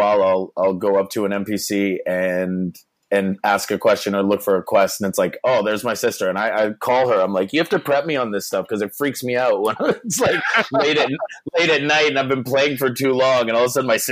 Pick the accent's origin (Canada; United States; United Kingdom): Canada; I'm a Canadian actor